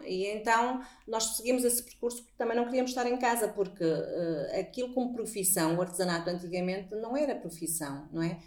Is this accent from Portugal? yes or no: yes; Póvoa de Varzim, North, Portugal; accent: northern (pronúncia do norte); dizem que nós temos uma pronúncia do norte